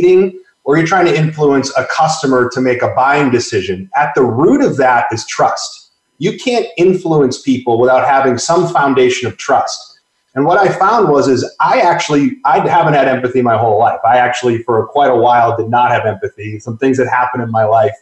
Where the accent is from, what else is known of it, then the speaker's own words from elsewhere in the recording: Boston, Massachusetts, United States; moved away as an adult; also born or lived in Northwest; I grew up in the Northeast. I grew up in Boston.